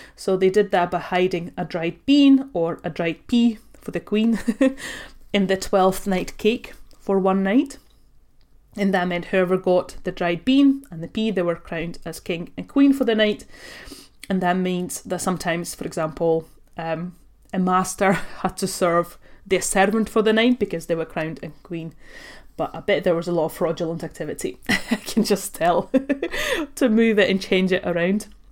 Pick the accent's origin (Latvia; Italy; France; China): Latvia; now in United Kingdom; I was born and raised in Latvia. I come from a Russian family.